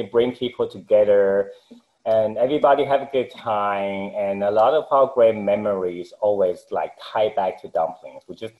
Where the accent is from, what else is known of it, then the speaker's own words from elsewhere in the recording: Taipei, Taiwan; now in Houston, United States; I actually found Taiwan originally, Taipei, Taiwan, and then my family moved over to the U.S. when I was 15, mm-hmm. and to Houston, the Woodlands, which is the north part of Houston